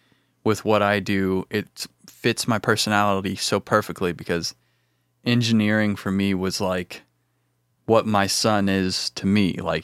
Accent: Illinois, United States; Well, I grew up in Central Illinois, and I got into music in middle school, high school

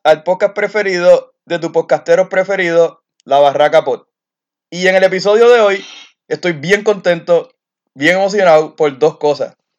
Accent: Carolina, Puerto Rico; moved away as an adult; now in Alaska, United States; somos los de Carolina

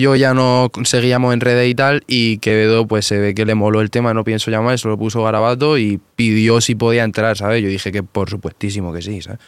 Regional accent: Murcia, Region of Murcia, Spain

